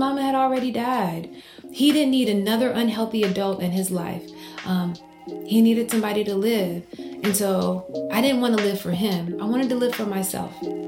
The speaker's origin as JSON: {"language": "English", "region": "Mississippi", "country": "United States", "tie": "born or raised there", "said": "a Black woman growing up in Mississippi"}